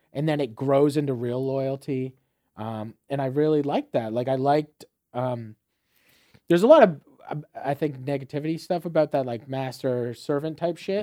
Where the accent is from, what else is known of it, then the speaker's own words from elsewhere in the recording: Fort Erie, Ontario, Canada; moved away as an adult; also born or lived in Saint John, New Brunswick / Dartmouth, Nova Scotia / London, Ontario / St. Thomas, Ontario; growing up in Fort Erie